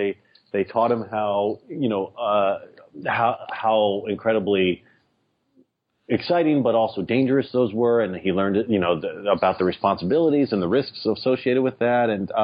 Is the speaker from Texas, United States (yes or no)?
yes; Texas, United States; now in New York City, United States; I grew up in Texas. I moved to New York City.